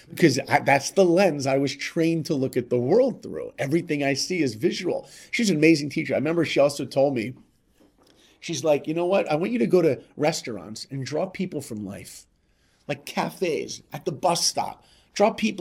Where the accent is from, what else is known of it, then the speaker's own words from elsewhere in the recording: New York, United States; I grew up in New York